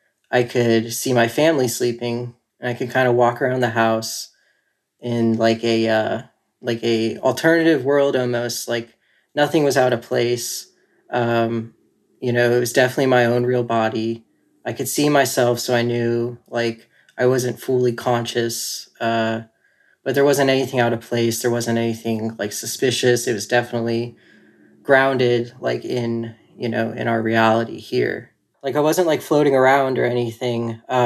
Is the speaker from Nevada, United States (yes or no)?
no; North Carolina, United States; also born or lived in California; now in Asheville, United States; I'm currently living in Asheville, North Carolina, but I've moved around a lot. So I was born in California, and I lived there until I was about 9. Then my family moved out here to like the Charlotte area.